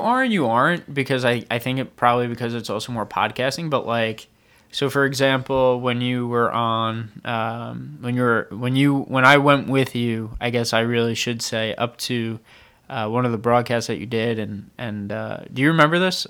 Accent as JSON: {"language": "English", "area": "Long Island", "region": "New York", "country": "United States", "tie": "born or raised there", "moved": "yes", "said": "I grew up on Long Island."}